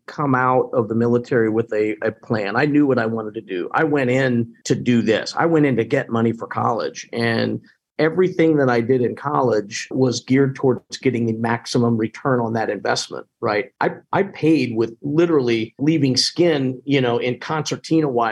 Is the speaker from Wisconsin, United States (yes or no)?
no; Indianapolis, Indiana, United States; moved away as an adult; also born or lived in Texas; come back to my hometown.